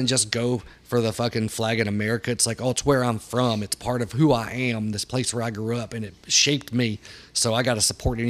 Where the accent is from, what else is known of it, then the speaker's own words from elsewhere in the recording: the South, United States; Growing up in the South